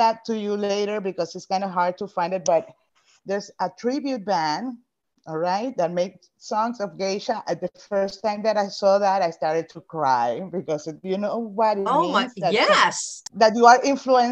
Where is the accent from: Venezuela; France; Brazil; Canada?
Venezuela; first language Spanish; English is a second language; moved away as an adult; now in United States